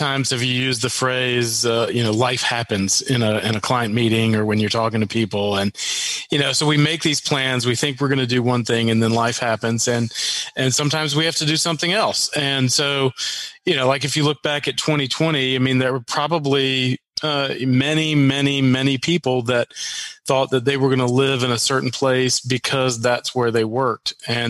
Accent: Arkansas, United States; born there; also born or lived in Mississippi / Minnesota / Wisconsin / North Carolina; I was born in Arkansas, lived in Mississippi, Minnesota, Wisconsin, moved back to Arkansas, and then back to North Carolina

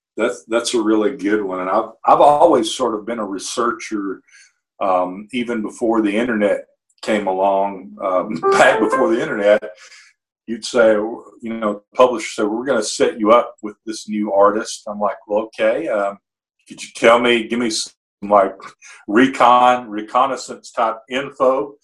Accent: Muscle Shoals, Alabama, United States; here in my hometown, Muscle Shoals, Fame Recording Studios

